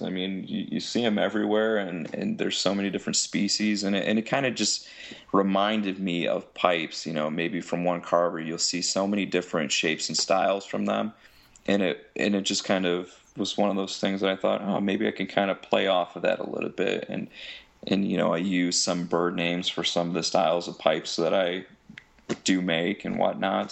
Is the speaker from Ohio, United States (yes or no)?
yes; Bellevue, Ohio, United States; I'm from Bellevue, Ohio. It's just a small town in Ohio